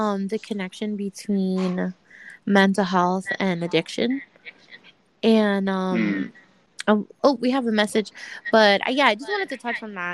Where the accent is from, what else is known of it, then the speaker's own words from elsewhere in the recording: United States; I am from the U.S. I live like an hour north of New York City